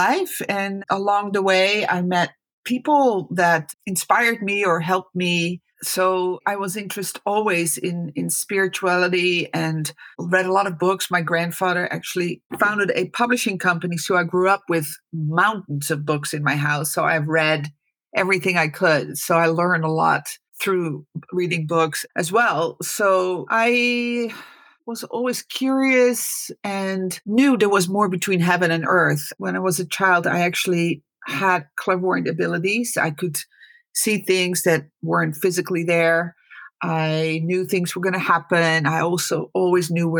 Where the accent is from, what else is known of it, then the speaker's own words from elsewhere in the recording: Netherlands; now in California, United States; I was born in the Netherlands. I'm the oldest of four.